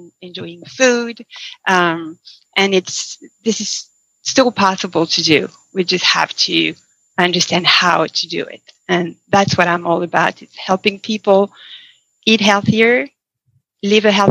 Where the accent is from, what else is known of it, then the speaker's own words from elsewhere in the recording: France; moved away as an adult; now in Seattle, United States; I was born and raised in France, as you mentioned, and I moved to the States in 2000 and moved to Seattle in 2005. I was already an adult